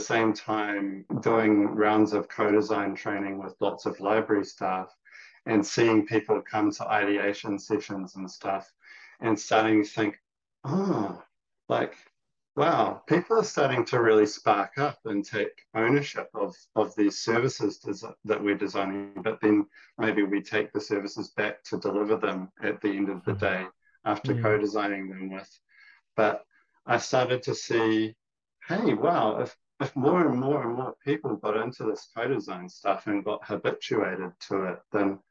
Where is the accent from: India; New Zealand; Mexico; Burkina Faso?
New Zealand; Cockle Bay, Auckland; also born or lived in Taiwan; I grew up in Koppel Bay in Howard College, where I went to school